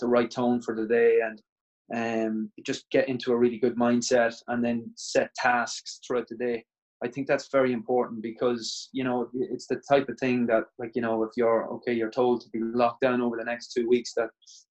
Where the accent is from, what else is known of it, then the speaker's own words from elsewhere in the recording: Ireland; I'm from Ireland. I'm the current Fed Cup captain for Ireland.